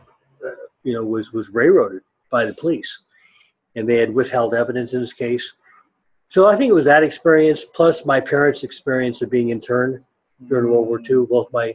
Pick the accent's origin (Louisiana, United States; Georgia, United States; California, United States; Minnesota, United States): California, United States; Sacramento; I grew up in Sacramento.